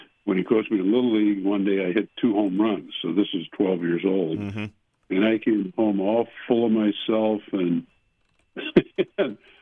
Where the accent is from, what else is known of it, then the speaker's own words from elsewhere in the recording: St. Louis Park, Minnesota, United States; We moved from Minneapolis to St. Louis Park when I was about 6 years old. And on the field, empty field on France Avenue is when I was 10 years old where I first started playing football